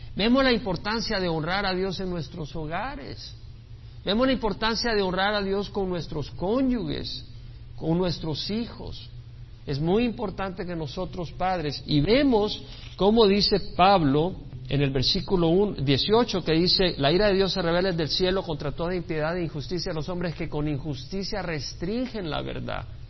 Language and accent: Spanish; El Salvador; now in United States; yo nací en El Salvador y amo a mi país El Salvador